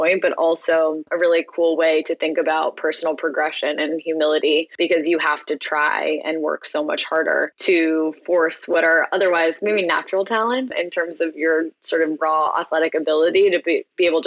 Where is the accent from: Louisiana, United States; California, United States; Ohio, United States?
California, United States; Tiburon; I grew up in the Bay Area, just outside of San Francisco, in a town called Tiburon